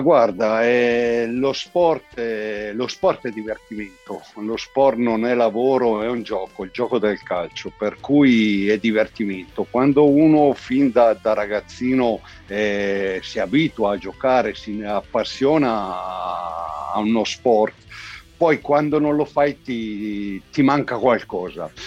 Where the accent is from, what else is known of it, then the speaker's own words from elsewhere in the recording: province of Como, Lombardy, Italy; io sono lombardo dalla provincia di Como, un paesino piccolino e insomma l'oratorio era il centro nevralgico, no? per cui il campetto di calcio sotto casa dove i pomeriggi con gli amici si giocava sempre